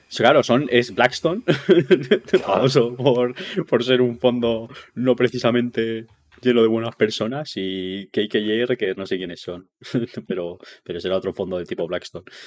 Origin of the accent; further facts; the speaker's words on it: Basque Country, Spain; yo, que soy vasco, vuelvo a cuando estaba en la Tola